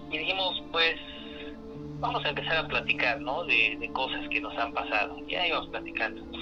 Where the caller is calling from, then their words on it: Nezahualcóyotl, State of Mexico, Mexico; Este, hablo de aquí de Ciudad Neza.